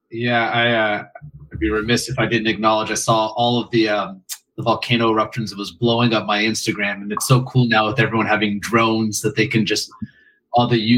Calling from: San Francisco, California, United States; I am calling in from San Francisco.

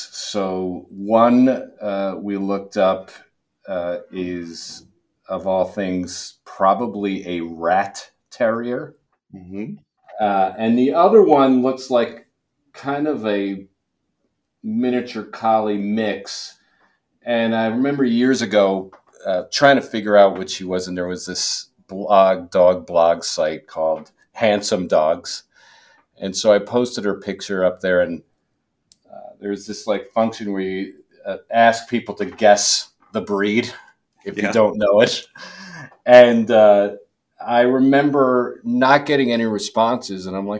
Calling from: New Jersey, United States; I'm calling in from my home in sunny New Jersey.

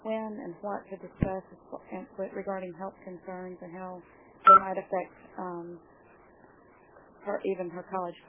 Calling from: Georgia, United States; I'm calling from Georgia

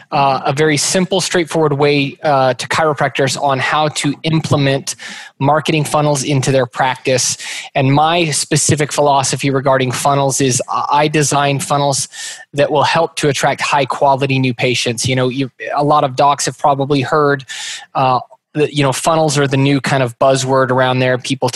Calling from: Meridian, Idaho, United States; Meridian, Idaho, which is right next to Boise. So pretty much Boise, Idaho.

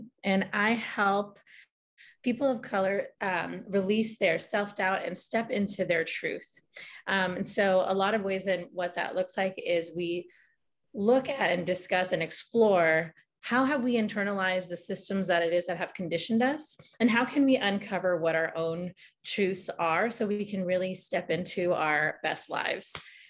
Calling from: San Francisco, California, United States; I'm dialing in from San Francisco, California, occupied Ohlone lands.

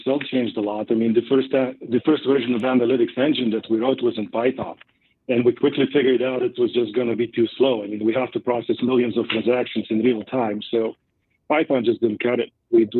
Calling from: Boulder, Colorado, United States; I'm joining you from Boulder, Colorado.

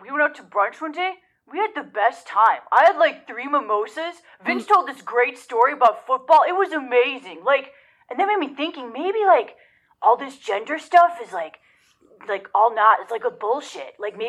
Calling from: Joliet, Illinois, United States; I'm from Joliet, Illinois.

